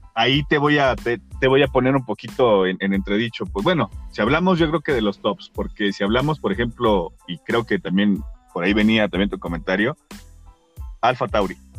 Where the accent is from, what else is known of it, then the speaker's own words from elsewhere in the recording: Mexico; como mexicanos